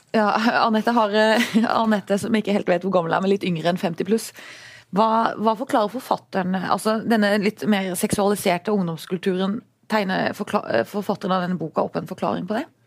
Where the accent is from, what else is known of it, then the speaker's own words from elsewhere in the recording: Arendal, Agder, Norway; min hjemby Erndal